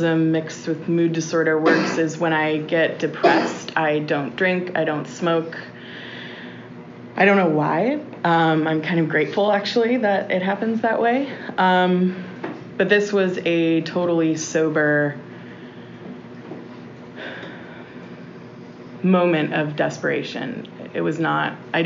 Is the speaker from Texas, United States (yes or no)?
yes; Austin, Texas, United States; I was born and raised here in Austin